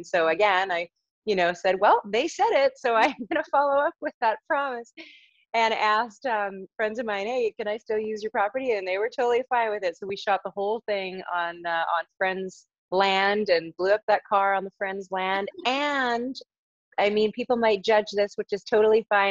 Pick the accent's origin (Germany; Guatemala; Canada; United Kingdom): Canada; Abbotsford, British Columbia; also born or lived in Toronto, Ontario; I grew up in Abbotsford, British Columbia